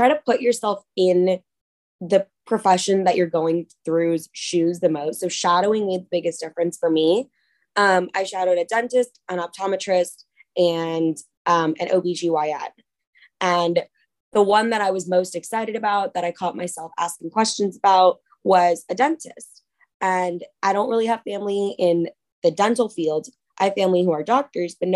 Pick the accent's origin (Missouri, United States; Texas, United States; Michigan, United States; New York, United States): Texas, United States; Dallas; moved away as an adult; now in Philadelphia, United States; I'm originally from Dallas, Texas